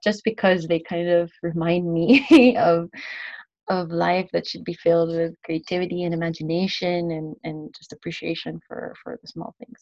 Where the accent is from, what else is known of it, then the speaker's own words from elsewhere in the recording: Philippines; moved away as an adult; also born or lived in United States / Ghana / Indonesia; now in Spain; I'm from the Philippines and I studied in the U.S.